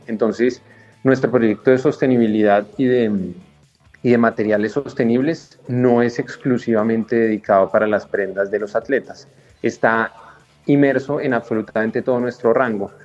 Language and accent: Spanish; Colombia; como colombianos